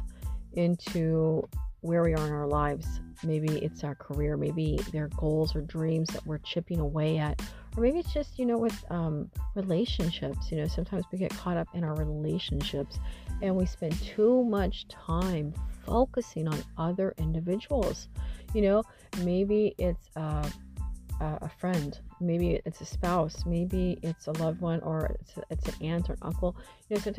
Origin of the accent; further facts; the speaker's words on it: Missouri, United States; moved away as an adult; now in California, United States; Hadn't been back to my hometown since my grandmother was alive. And, you know, and I think there's a part of my soul that was a little afraid to go back to Missouri